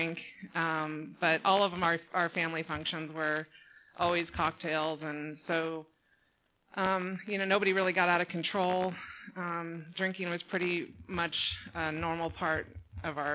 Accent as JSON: {"language": "English", "town": "San Juan Capistrano", "region": "California", "country": "United States", "tie": "born or raised there", "also_born_or_lived": "Laguna Niguel, California, United States", "said": "I grew up in San Juan Capistrano, so I'm a local girl here"}